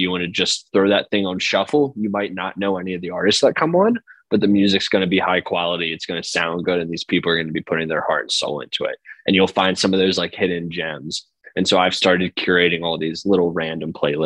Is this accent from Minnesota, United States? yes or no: no; outside of Philadelphia, Pennsylvania, United States; I grew up like outside of Philly, and so I grew up with like the Philly rap drill scene.